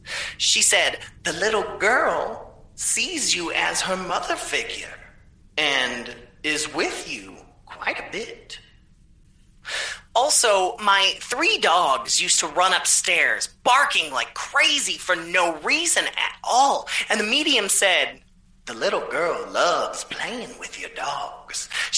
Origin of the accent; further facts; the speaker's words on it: Florida, United States; She came all the way down from North Carolina, and I'm from Florida.